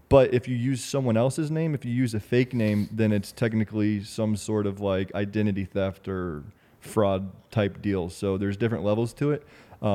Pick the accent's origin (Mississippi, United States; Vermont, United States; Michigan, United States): Vermont, United States; also born or lived in Rhode Island; yeah, I'm from Rhode Island, originally from Vermont.